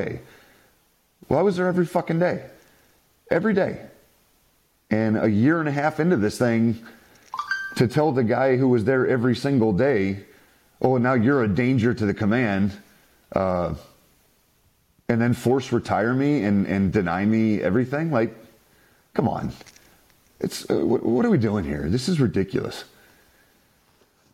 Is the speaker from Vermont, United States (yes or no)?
no; South Carolina, United States; now in San Diego, United States; I'm originally from South Carolina.